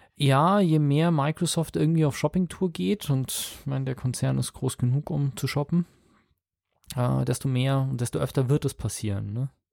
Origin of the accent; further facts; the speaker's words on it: Munich, Bavaria, Germany; als ich hier aufgewachsen bin in Perlach